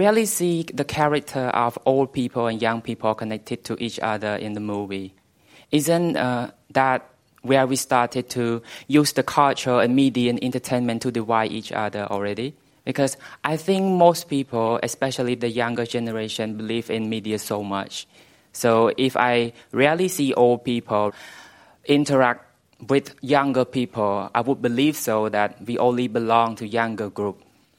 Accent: Cambodia; Hello everyone … I'm from Cambodia. I'm 27

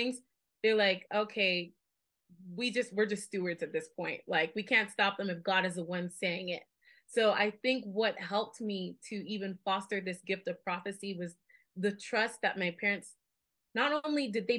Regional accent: Las Vegas, Nevada, United States; I'm from born and raised in Las Vegas, Nevada

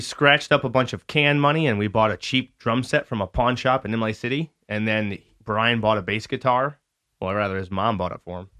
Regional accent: Lapeer, Michigan, United States; also born or lived in Lakeville, Michigan; So that was my first year here in Lapeer. We moved here from Lakeville

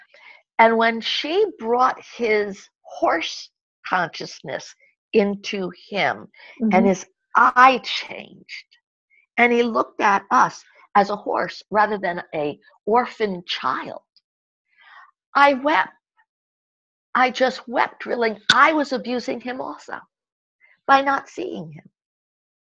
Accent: United States; moved away as an adult; also born or lived in Europe; I have lived in Europe long enough to know that as an American, we were not educated to have many languages

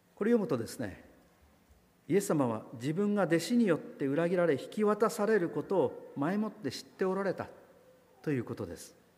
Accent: Kagoshima, Japan; moved away; 私の郷里の偉人である西郷隆盛

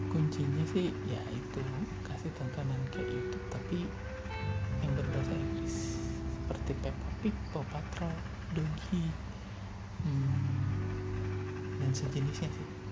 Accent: Sukabumi, West Java, Indonesia; also born or lived in Garut; saya lahir di Garut hmm, tapi besar sih di Sukabumi dari mulai SD sampai SMA

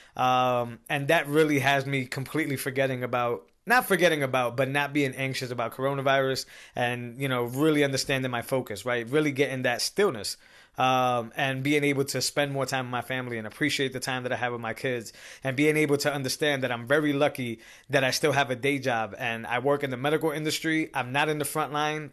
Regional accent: Massachusetts, United States; I'm from Massachusetts

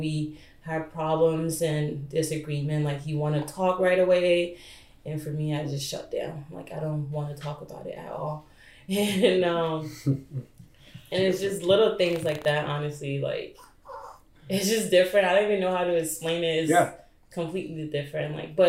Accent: Ghana; also born or lived in Liberia / Ivory Coast; So I was born in Liberia, then during the war, my mom and I moved to Ivory Coast, and when she came in 2000, I stayed back. So I went to school in Ghana, grew up there, then came here, so.

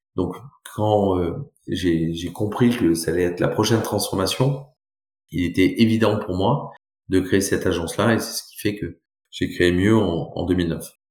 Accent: Brive-la-Gaillarde, Nouvelle-Aquitaine, France; also born or lived in Bordeaux / Toulouse / Chile; je suis né à Brive-la-Gaillarde

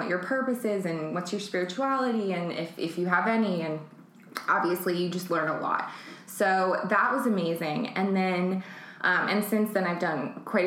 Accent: New York City, New York, United States; also born or lived in San Francisco; now in Los Angeles, United States; I was born in San Francisco, and I mostly grew up in Manhattan.

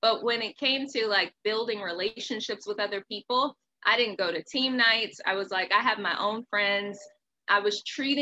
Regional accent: Maryland, United States; also born or lived in Pensacola, Florida; I'm originally from Pensacola. So that's like right there by Alabama. So I had a very heavy accent when I originally moved to Maryland with my mother when I was 7 years old

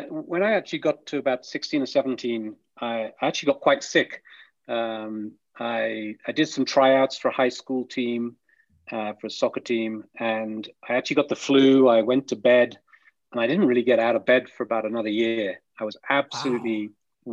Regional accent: the middle of England, United Kingdom; I grew up in England. I grew up in, you know, the middle of England in a village.

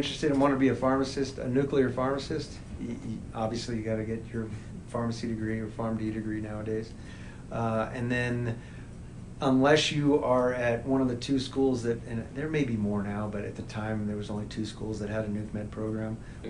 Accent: New Mexico, United States; it's funny I'm from New Mexico.

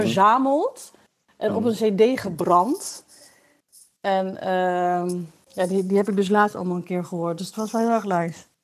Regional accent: Wierden, Overijssel, Netherlands; moved away as an adult; also born or lived in Enschede; now in Amsterdam, Netherlands; ik ben eh, geboren in Enschede. En ik ben opgegroeid in Wierden, in de Molukse wijk

